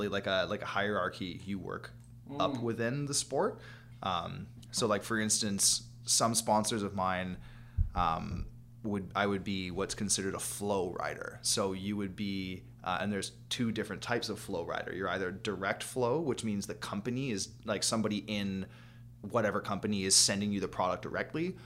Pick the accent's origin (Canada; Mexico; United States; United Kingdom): Canada; Prince George, British Columbia; We live in Prince George at the time. We're like, we live in fucking winter wonderland out here.